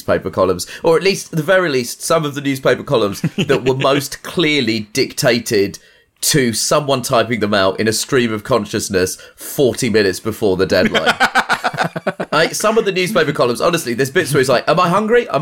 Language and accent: English; United Kingdom; I am British